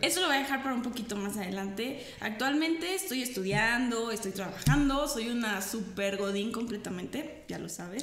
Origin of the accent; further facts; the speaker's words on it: Mexico; como mexicanos